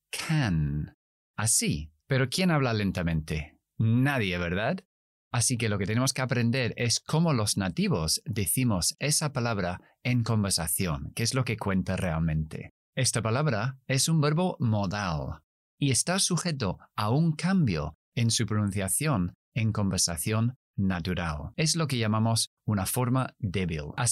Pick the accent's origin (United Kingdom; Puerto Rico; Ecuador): United Kingdom; South East England; accent: Standard British English; first language English; Spanish is a second language; Yo soy inglés, criado y nacido en Kent, en el sureste de Inglaterra. Por lo tanto, mi pronunciación es Standard British English, es decir, el inglés británico estándar, neutro.